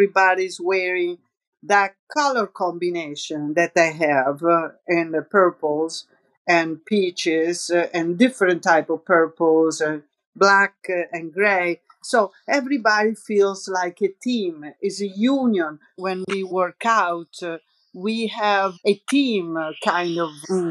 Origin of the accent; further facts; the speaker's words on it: near Lake Piediluco, Umbria, Italy; accent: Roman; English is a second language; moved away; also born or lived in New York; there is this lago near my hometown. It's called Lago di Piediluco.